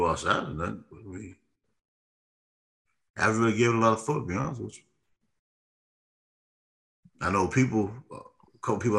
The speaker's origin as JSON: {"language": "English", "town": "New York City", "region": "New York", "country": "United States", "tie": "born or raised there", "said": "Growing up in New York, at the church you went to in Brooklyn."}